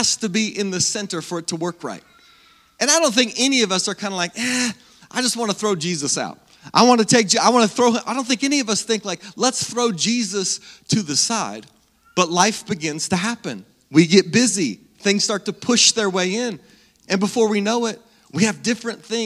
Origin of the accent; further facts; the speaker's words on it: Salina, Kansas, United States; I grew up in Salina, born and raised right here in Salina.